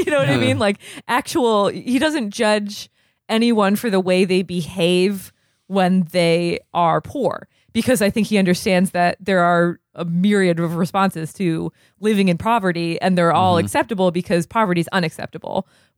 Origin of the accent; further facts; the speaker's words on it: Vermont, United States; now in New York, United States; I'm from Vermont.